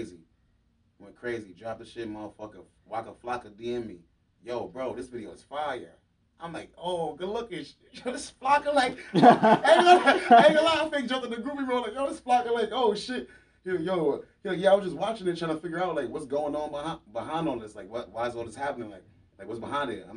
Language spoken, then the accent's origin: English; New York City, New York, United States; I'm from Harlem